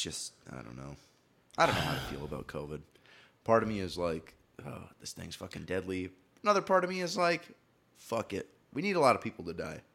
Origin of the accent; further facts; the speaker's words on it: Green Bay, Wisconsin, United States; moved away; Green Bay, Wisconsin, where I grew up